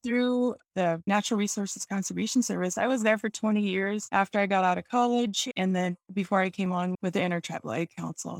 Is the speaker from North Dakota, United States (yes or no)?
yes; Mandan, Hidatsa and Arikara Nation, North Dakota, United States; moved away as an adult; now in Cheyenne River Indian Reservation, United States; I'm originally from North Dakota. I was born on the Mandan Hadassah Rickaron Nation and raised in the Hadassah culture